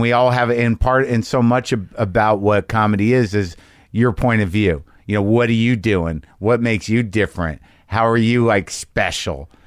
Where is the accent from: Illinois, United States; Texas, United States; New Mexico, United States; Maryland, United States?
New Mexico, United States; I grew up in New Mexico